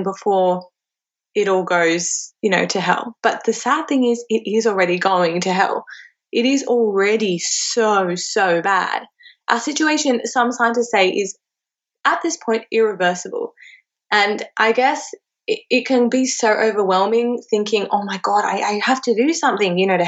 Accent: Cairo, Cairo Governorate, Egypt; now in Australia; my hometown of Cairo in Egypt

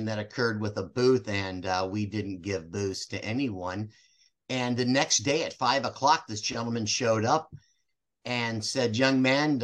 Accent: St. Louis, Missouri, United States; moved away as an adult; also born or lived in Southern California; I'm originally from St. Louis, moved right after high school, moved to Southern California

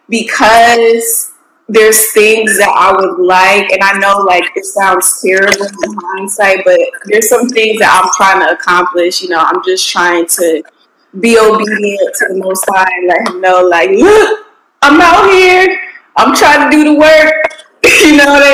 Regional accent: Connecticut, United States; now in Houston, United States; I'm from Connecticut

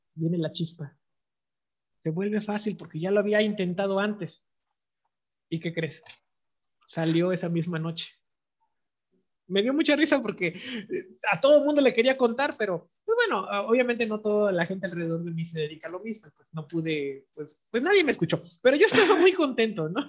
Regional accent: Mexico; somos los mexicanos

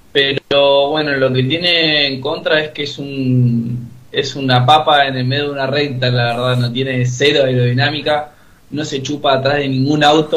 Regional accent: Río Gallegos, Santa Cruz, Argentina; moved away as an adult; now in Buenos Aires, Argentina; yo ahora sí estoy viviendo acá en Buenos Aires por el estudio. Soy de eh, gallego, allá del de sur, bien lejos

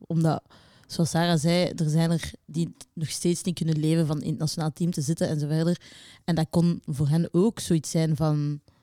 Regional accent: Belgium; wij ook niet als Belgen

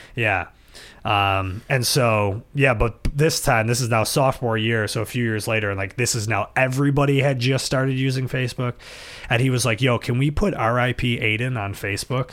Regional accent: Buffalo, New York, United States; we grew up in South Buffalo and went to South Buffalo Catholic School

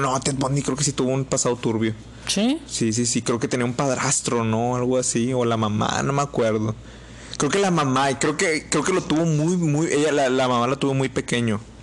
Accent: Mexico; Somos mexicanos y somos desmadrosos

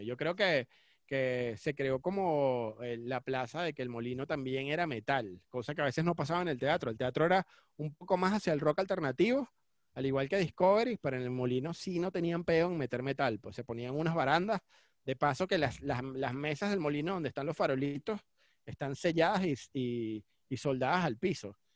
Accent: Cumaná, Sucre, Venezuela; now in Caracas, Venezuela; me crié en Cumaná

